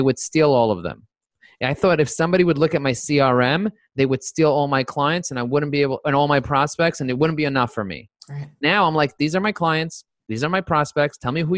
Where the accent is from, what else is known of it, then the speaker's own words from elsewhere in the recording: New York, United States; I'm a New Yorker